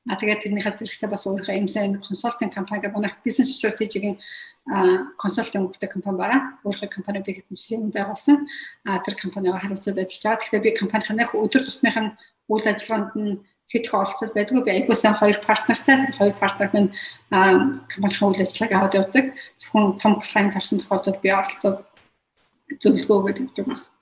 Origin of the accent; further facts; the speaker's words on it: Mongolia; now in United States; Би одоо Америк дээрээ 20 гаруй жил болж байна.